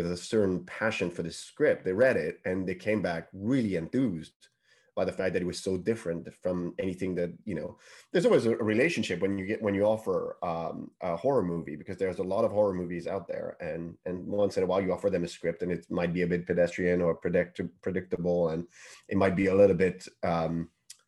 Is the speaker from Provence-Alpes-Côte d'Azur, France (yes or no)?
no; Paris, Île-de-France, France; English is a second language; moved away as an adult; now in United Kingdom; English is not my first language. You know, I'm born and bred in Paris.